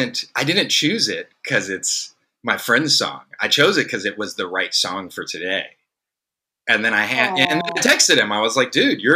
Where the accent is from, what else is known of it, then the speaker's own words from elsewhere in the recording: San Francisco, California, United States; I come from San Francisco